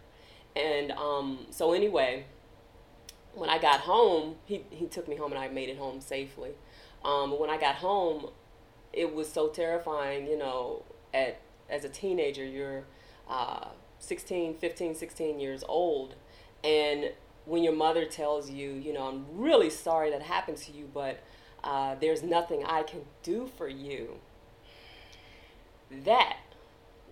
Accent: Washington, District of Columbia, United States; I'm from Washington, D.C., and I grew up in Northeast

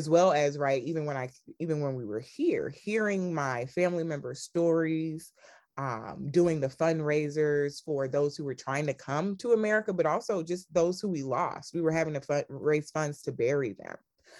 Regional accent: Sierra Leone; also born or lived in College Park, Georgia; I was born in College Park, Georgia. {S1} Okay. {S2} I went back home to Sierra Leone at a very young age. Both of my parents were born there.

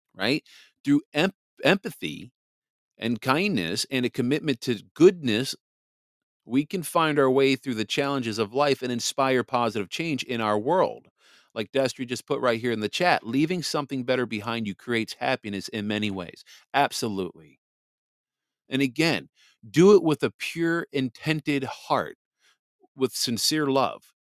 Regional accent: Wisconsin, United States; moved away as an adult; also born or lived in New Jersey; now in Michigan, United States; Wisconsin is my home state. you know, I, I grew up in Wisconsin. I mean, I also grew up in New Jersey too

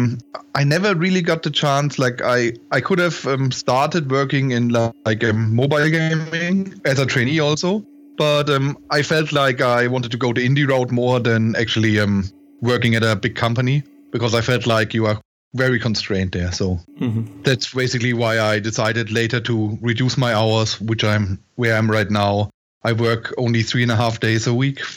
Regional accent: near Würzburg, Bavaria, Germany; I grew up in Germany in a small village, basically, near Würzburg

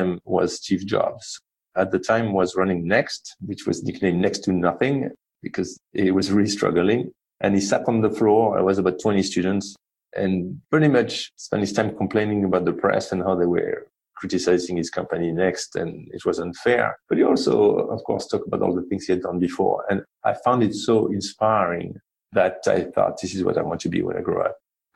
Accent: Marseille, Provence-Alpes-Côte d'Azur, France; accent: French; English is a second language; moved away as an adult; also born or lived in Paris / London; now in United States; I grew up in the south of France, a town called Marseille

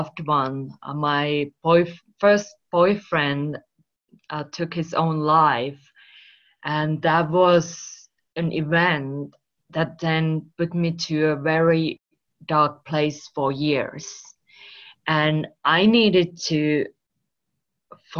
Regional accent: Finland; English is a second language; moved away as an adult; also born or lived in Spain / United Kingdom / United States / Australia; now in Marbella, Spain; I'm originally from Finland, if you wonder where this accent comes from

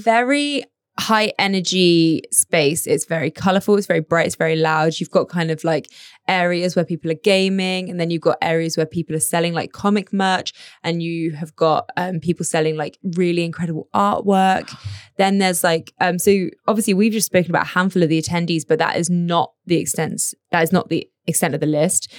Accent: United Kingdom; now in Abu Dhabi, United Arab Emirates; we're British

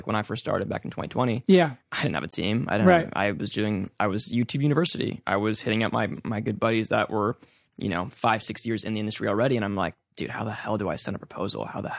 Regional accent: California, United States; because I grew up here, born and raised in the East Bay.

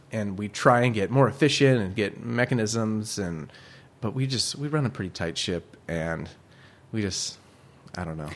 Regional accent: Bay Area, east of San Francisco, California, United States; moved away as an adult; also born or lived in Chicago / Oregon / Cambria; I was born in Chicago, grew up in the Bay Area near east of San Francisco

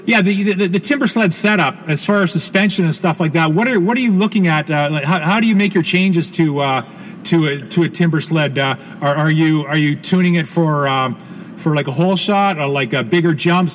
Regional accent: Canada; as a Canadian homeboy

